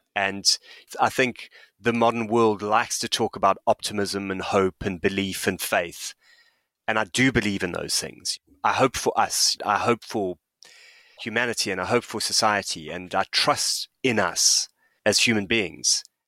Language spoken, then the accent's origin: English; South Africa; moved away; I'm a white South African who grew up under apartheid. I'm an immigrant. I live in this country